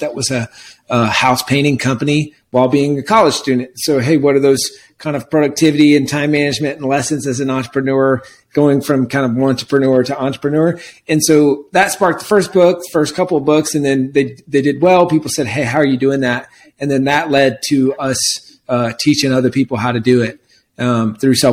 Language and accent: English; South Carolina, United States; also born or lived in California; now in Austin, United States; Originally from South Carolina